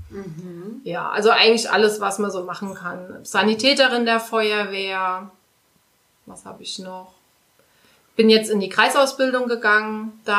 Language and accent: German; Saarbrücken, Saarland, Germany; moved away as an adult; now in Schwalbach am Taunus, Germany; ich ähm, bin vor etlichen Jahren, also es sind jetzt fast 20 Jahre, hierher gezogen aus dem äh, schönen Städtchen Saarbrücken.